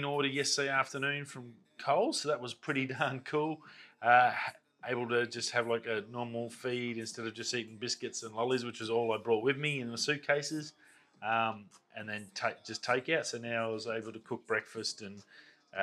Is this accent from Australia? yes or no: yes; Darwin, Northern Territory, Australia; growing up in Darwin, like, I know the city back to front